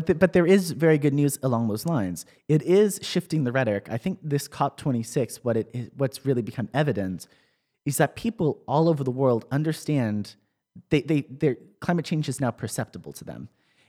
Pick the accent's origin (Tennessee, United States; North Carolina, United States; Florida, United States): Tennessee, United States; In my home state of Tennessee